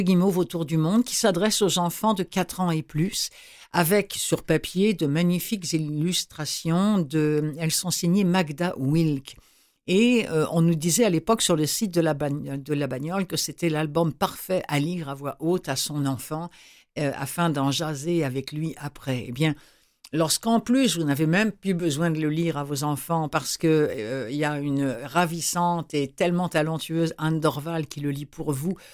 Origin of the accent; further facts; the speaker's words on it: Rouen, Normandy, France; à Rouen, qui est ma ville natale